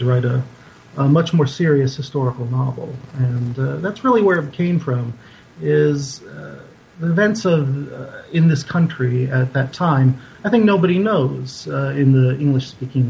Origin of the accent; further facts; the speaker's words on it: Boulder City, Nevada, United States; also born or lived in Maryland; I grew up in a little town called Boulder City, about 30 miles outside of Las Vegas. I was born in Maryland, but when I was 7 years old, moved out there, and that's still my home to this day